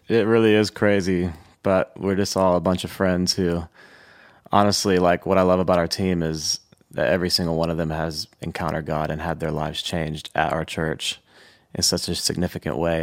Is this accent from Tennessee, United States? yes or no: yes; Thompson Station, Tennessee, United States; I grew up s, just south of Nashville in a little city called Thompson Station